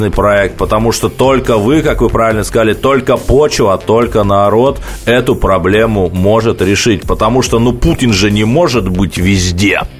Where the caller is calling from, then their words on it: Moscow, Russia; А, добрый вечер, Москва.